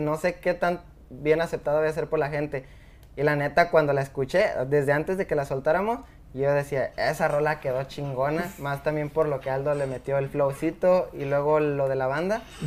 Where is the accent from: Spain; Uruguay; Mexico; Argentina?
Mexico; Los Altos de Jalisco; Los Altos de Jalisco, un pueblo que se llama Gnostic